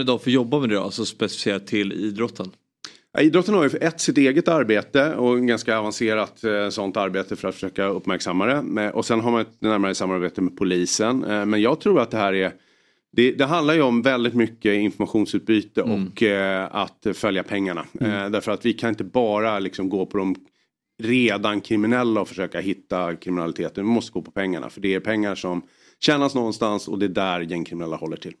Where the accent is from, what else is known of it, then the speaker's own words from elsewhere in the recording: Solna, Stockholm County, Sweden; Jag är född och uppvuxen i Solna, så att, eh, i Bergshamra